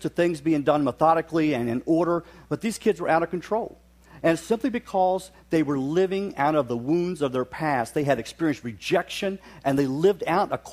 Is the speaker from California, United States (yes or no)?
no; West Virginia, United States; now in Oshkosh, United States; I grew up in West Virginia, so periodically I'll throw out words. I make up words as I go along. So if I say something that doesn't make sense, it's probably a West Virginianism